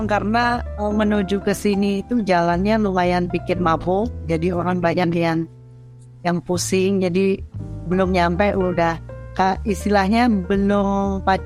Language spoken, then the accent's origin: Indonesian; Singaraja, Bali, Indonesia; Saya sedang di kampung halaman saya di Bali Utara, kota Singarajan.